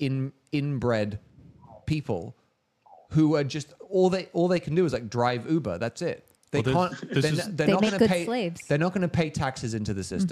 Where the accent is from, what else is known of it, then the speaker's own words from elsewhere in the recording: London, United Kingdom; now in United States; I was actually born in this country. Interestingly, but I grew up in London